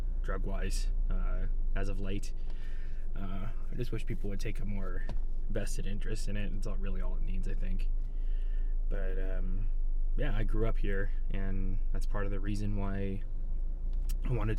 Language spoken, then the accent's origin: English; Barstow, California, United States; now in Joshua Tree, United States; I actually grew up not in Joshua Tree, but in Barstow